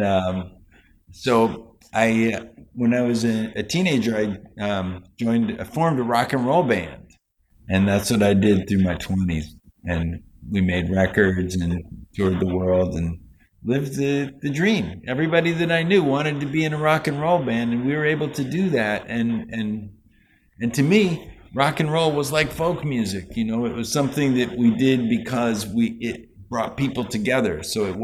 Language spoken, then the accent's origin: English; New Hampshire, United States; I grew up in New Hampshire